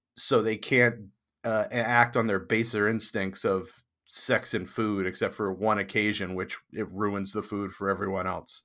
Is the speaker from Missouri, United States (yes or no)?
no; Maine, United States; also born or lived in Boston area, Massachusetts; now in Boston, United States; I grew up in Maine